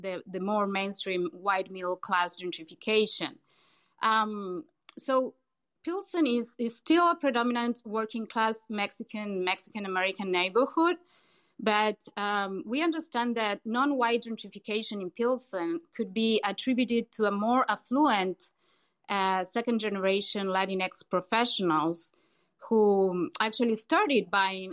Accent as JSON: {"language": "English", "region": "Buenos Aires", "country": "Argentina", "tie": "born or raised there", "moved": "as an adult", "lives_now": "Chicago, United States", "said": "I'm originally from Buenos Aires, Argentina. You may pick that from my accent"}